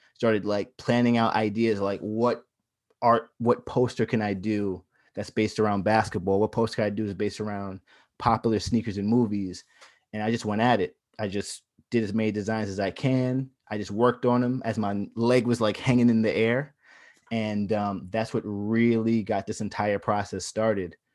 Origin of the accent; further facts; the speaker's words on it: Long Island, New York, United States; I was from Long Island